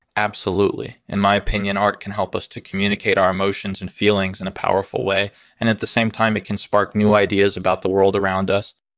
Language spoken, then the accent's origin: English; New York City, New York, United States; I was born and raised in Brooklyn